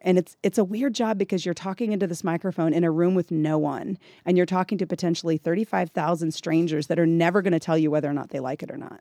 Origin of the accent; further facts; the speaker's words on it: Gladstone, Missouri, United States; moved away as an adult; now in Texas Panhandle, United States; I grew up in Kansas City, Missouri